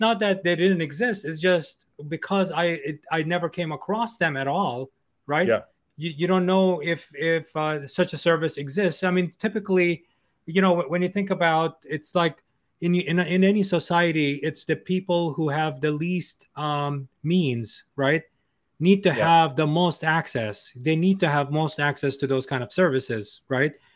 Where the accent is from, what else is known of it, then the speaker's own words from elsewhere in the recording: New York City, New York, United States; I'm from New York City, right? Yeah. And I can tell you, I've, I've lived here all my life